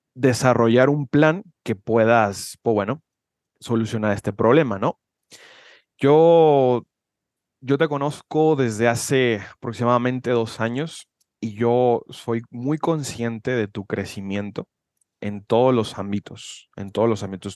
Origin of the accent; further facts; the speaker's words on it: Guadalajara, Jalisco, Mexico; soy de Guadalajara, Jalisco, México